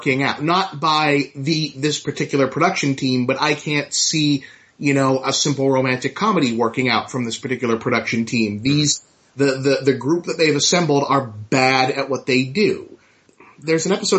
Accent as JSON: {"language": "English", "town": "Boston", "region": "Massachusetts", "country": "United States", "said": "I'm from Boston"}